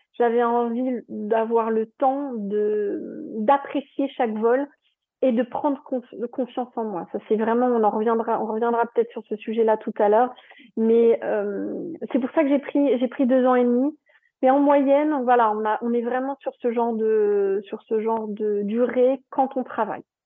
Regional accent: Strasbourg, Grand Est, France; moved away as an adult; also born or lived in Toulouse; Moi, je viens de Strasbourg, donc voilà, donc je suis descendue à Toulouse

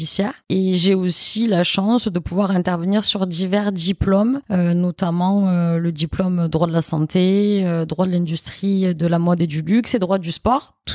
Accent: Nîmes, Occitania, France; fort à Montpellier, mais aussi à Nîmes à l'époque, moi, puisque j'étais de Nîmes.

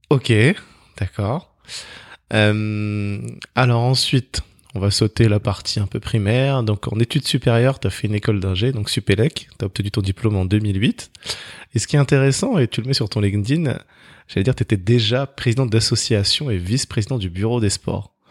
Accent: Grigny, Île-de-France, France; also born or lived in London; J'ai grandi à Grigny, euh

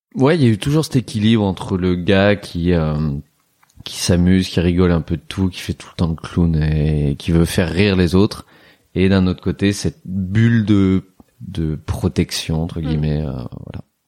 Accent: Roanne, Auvergne-Rhône-Alpes, France; now in Paris, France; ma ville natale, Roanne

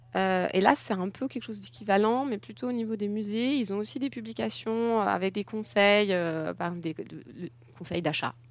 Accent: France; moved away as an adult; now in Germany; j'ai grandi en France, je suis française.

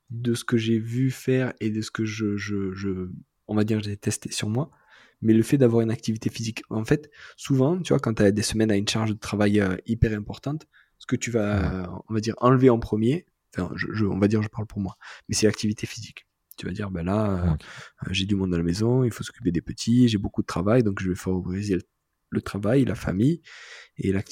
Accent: south of France, France; C'est pas juste parce que je suis du Sud, mais moi

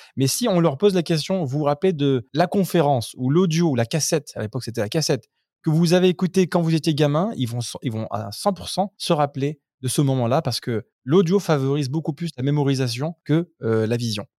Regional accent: Grenoble, Auvergne-Rhône-Alpes, France; now in United Arab Emirates; nous on vient de Grenoble

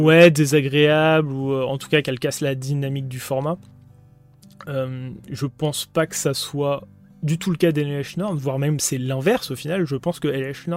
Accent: France; on est français

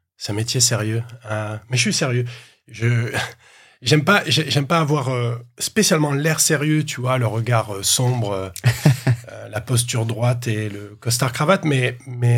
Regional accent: Marseille, Provence-Alpes-Côte d'Azur, France; je, suis né, à Marseille et ensuite je suis allé dans un petit village à côté de Marseille.

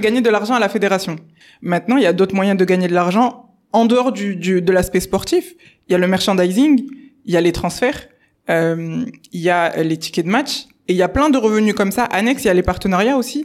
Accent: Bordeaux, Nouvelle-Aquitaine, France; also born or lived in England; de Bordeaux, c'est là où je suis née, c'est là où j'ai grandi, fait mes études, etc.

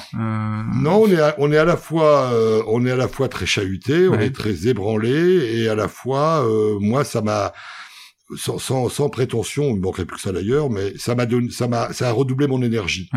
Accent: Bully-les-Mines, Hauts-de-France, France; je suis un vrai homme du Nord. Euh, je suis né à Bully-les-Mines

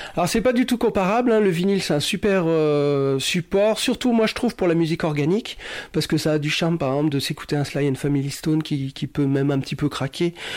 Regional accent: Cholet, Pays de la Loire, France; moved away; also born or lived in Annecy / Grenoble; je suis né à Cholet, où j'ai commencé à écouter mes premières radios

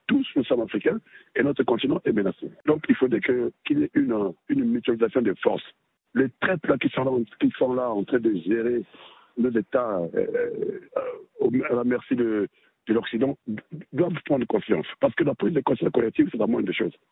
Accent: Libya; et ils ont commencé chez nous en Libye.

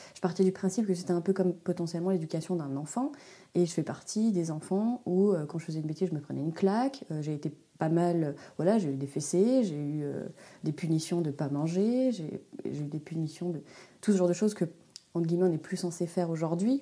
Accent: Switzerland; moved away as an adult; now in Haute-Savoie, France; Je suis une Suisse expatriée très loin de ma campagne natale

